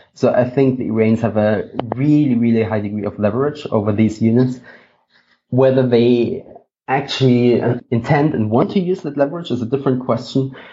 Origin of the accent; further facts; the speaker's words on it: Germany; I'm from Germany